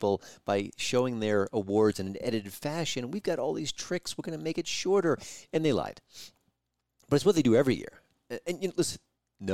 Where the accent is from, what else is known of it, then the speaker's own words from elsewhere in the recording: New York, United States; I listened to Howard Stern for like 20-plus years when I grew up in New York